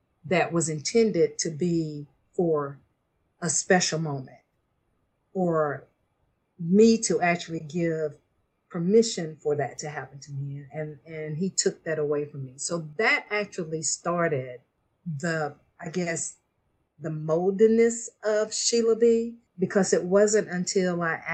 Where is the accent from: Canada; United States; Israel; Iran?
United States; Beaufort, Georgia; I am from Beaufort, Georgia, and I was raised in a very strict Christian home